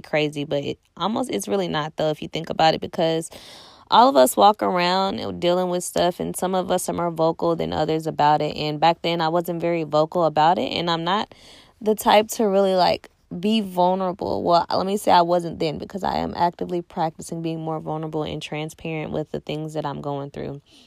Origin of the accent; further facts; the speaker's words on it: Nashville, Tennessee, United States; also born or lived in Clarksville, Tennessee; I'm from Nashville